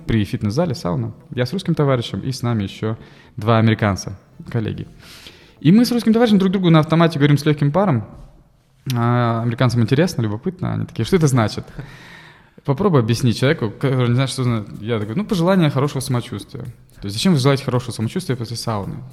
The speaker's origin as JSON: {"language": "Russian", "country": "Russia", "also_born_or_lived": "United States", "said": "я из России"}